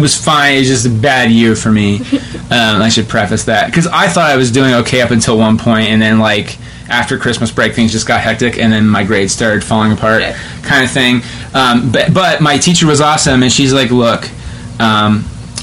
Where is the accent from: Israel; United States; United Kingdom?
United States; West Jefferson, Ohio; I'm from West Jeff, and so like, that was like almost 15 years ago. But like, our big deal was like, we're doing Sound of Music.